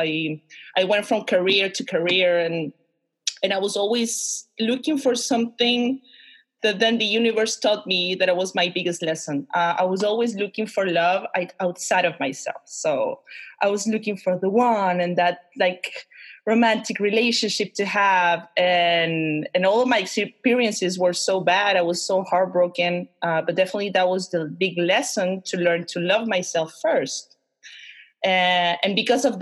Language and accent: English; Concepción, Biobío, Chile; I am a Chilean woman, born and raised in Concepcion, in the south of Chile.